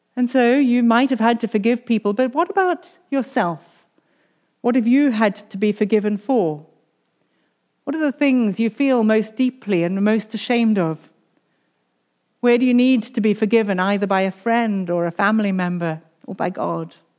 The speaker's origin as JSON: {"language": "English", "country": "South Africa", "tie": "born or raised there", "moved": "yes", "said": "I'm a South African. I grew up under apartheid"}